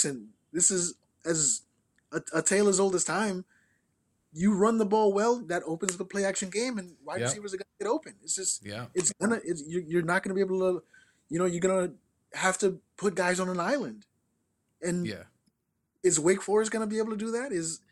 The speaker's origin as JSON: {"language": "English", "region": "New York", "country": "United States", "tie": "born or raised there"}